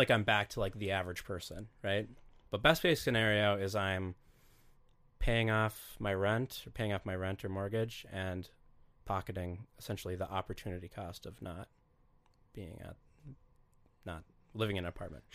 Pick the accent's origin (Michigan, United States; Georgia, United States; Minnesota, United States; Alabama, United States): Minnesota, United States; Duluth; it was kinda fun growing up in Duluth